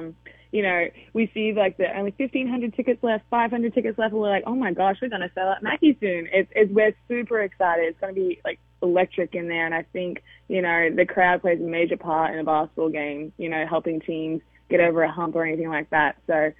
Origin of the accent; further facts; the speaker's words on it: United Kingdom; I'm British, not Australian.